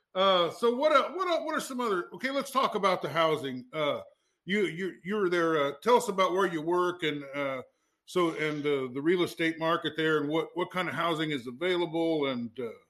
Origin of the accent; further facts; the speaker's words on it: Fairfield, Iowa, United States; I grew up in Fairfield